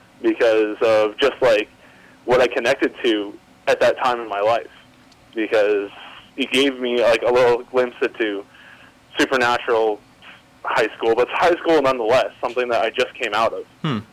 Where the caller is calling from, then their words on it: Saskatoon, Saskatchewan, Canada; Hi, this is … from Saskatoon, Saskatchewan, Canada.